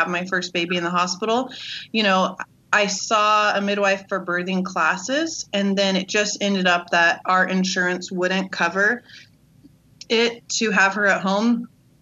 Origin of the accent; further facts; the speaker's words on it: Redlands, California, United States; I'm from Redlands, California